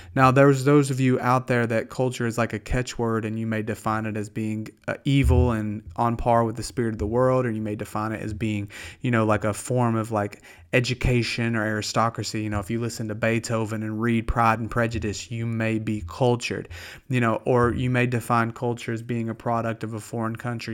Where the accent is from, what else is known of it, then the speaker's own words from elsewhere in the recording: the South, United States; accent: Southern; also born or lived in Pennsylvania; I don't have to try to be Southern. I talk like peanut butter